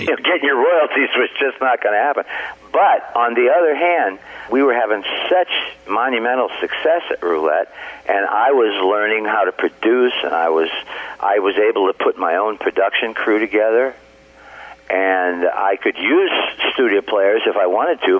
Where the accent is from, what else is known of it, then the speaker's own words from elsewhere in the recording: Niles, Michigan, United States; my hometown of Niles, Michigan